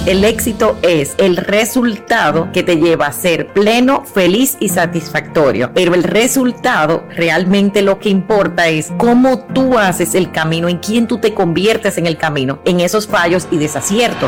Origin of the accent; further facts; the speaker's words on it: Dominican Republic; yo he vivido toda la vida aquí en, en República Dominicana, o sea, me fui a estudiar fuera por un año y medio, pero después siempre he estado acá